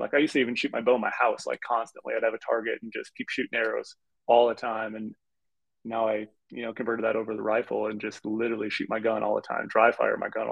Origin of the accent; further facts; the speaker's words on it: Minnesota, United States; When I grew up rifle hunting in Minnesota